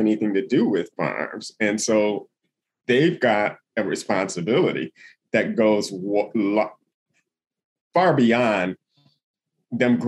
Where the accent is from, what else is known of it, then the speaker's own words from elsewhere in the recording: Toledo, Ohio, United States; now in Yellow Springs, United States; I live in Yellow Springs, Ohio now, which is in Southwest Ohio, but I'm from Toledo in Northwest Ohio